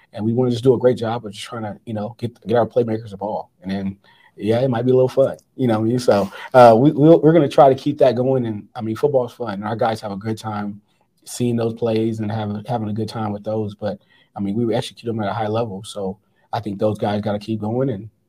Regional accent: California, United States; now in Montana, United States; I mean, I came here from Southern California not knowing where Montana really was on the map.

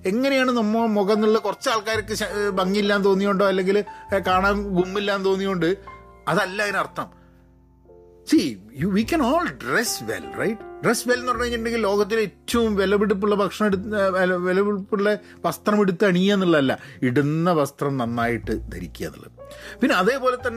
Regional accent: Kerala, India; ഞങ്ങൾ മലയാളികളുടെയൊക്കെ എന്ത് ഈവെൻ്റ് ആണെങ്കിലും

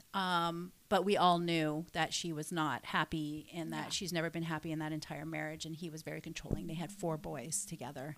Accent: Canada; I stayed in um, my hometown

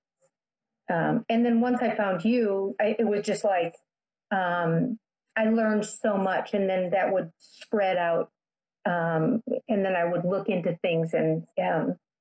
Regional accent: Midwest, United States; I grew up in the Midwest

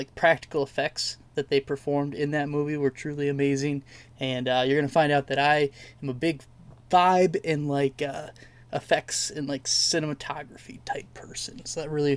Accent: Mason, Michigan, United States; I grew up in Lansing, or Mason, Michigan, just south of Lansing

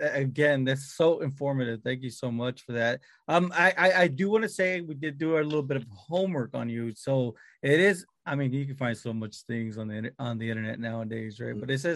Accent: Texas, United States; I'm from Texas.

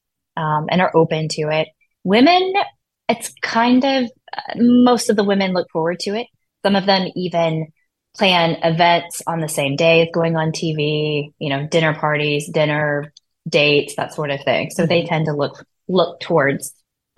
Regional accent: South Georgia, United States; moved away as an adult; also born or lived in Atlanta, Georgia; now in Washington, D.C., United States; I grew up in South Georgia

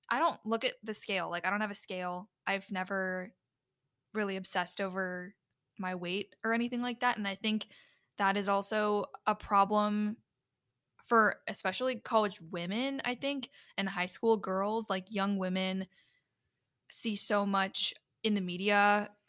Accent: Chicago, Illinois, United States; originated in my hometown area in the Chicago area.

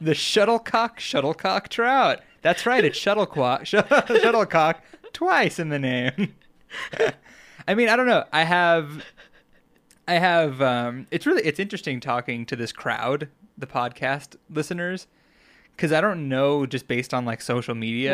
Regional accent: Long Island, New York, United States; born or raised there; now in Colorado, United States

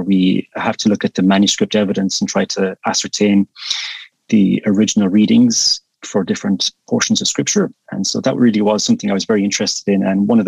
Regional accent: west coast of Ireland, Ireland; also born or lived in Ukraine; born and raised in Ireland, on the west coast of Ireland.

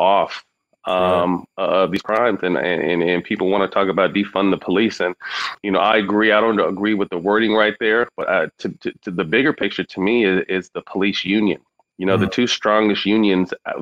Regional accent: Sacramento, California, United States; I'm working on a few projects in Sacramento. Mm-hmm. To continue to improve my hometown.

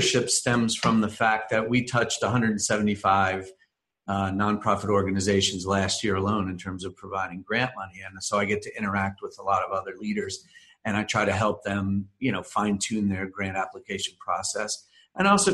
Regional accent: New Jersey, United States; moved away as an adult; now in Lynchburg, United States; I'm originally from New Jersey, and I ended up in Lynchburg via Lynchburg College

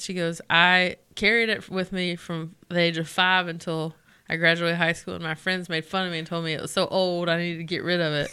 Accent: Belmont, North Carolina, United States; I'm from Belmont s, near here

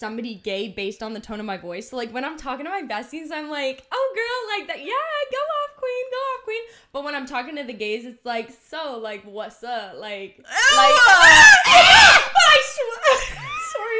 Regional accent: Canada; now in Los Angeles, United States; I'm Canadian

